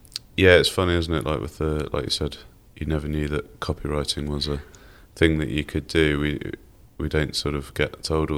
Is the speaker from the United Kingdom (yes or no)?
yes; near Cambridge, East of England, United Kingdom; also born or lived in Bristol; now in Herefordshire, United Kingdom; I grew up near Cambridge originally.